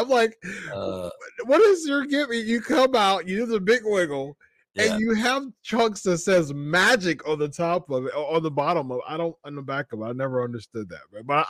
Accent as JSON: {"language": "English", "region": "California", "country": "United States", "said": "I'm from the Bay Area, so I'm just going to wear a 49ers."}